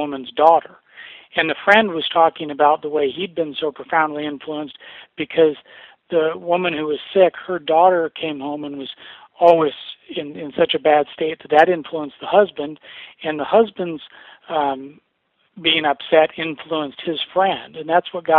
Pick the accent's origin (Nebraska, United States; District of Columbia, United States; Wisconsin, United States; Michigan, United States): Nebraska, United States; growing up in the Midwest in Nebraska